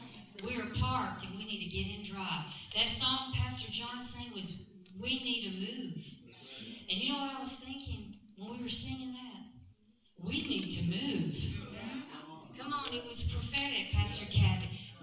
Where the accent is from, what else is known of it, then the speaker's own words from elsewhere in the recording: California, United States; accent: Alabama; I'm from California. I have an Alabama accent, but I'm from California.